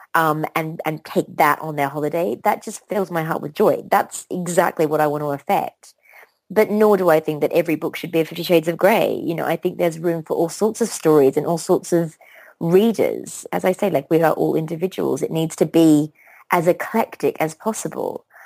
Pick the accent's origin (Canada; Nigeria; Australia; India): Australia; moved away as an adult; also born or lived in London; I grew up in Australia